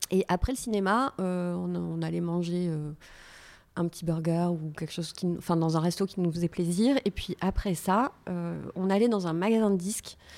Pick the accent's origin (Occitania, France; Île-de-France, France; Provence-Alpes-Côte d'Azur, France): Occitania, France; Toulouse; je suis ah originaire de Toulouse.